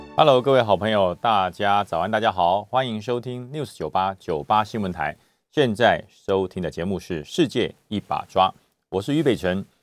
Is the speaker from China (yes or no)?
no; Taiwan; 我们是生长在台湾的中国人